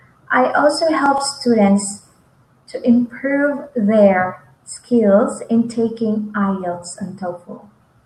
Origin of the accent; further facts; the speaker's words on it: Philippines; I am from Philippines.